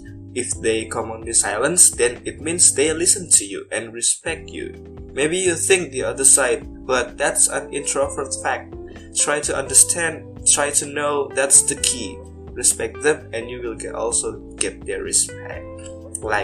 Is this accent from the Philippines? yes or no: no; Banyumas, Central Java, Indonesia; my hometown, Banyumas.